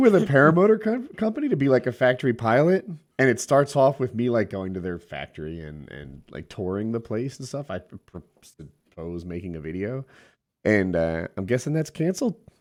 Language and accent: English; United States; as an American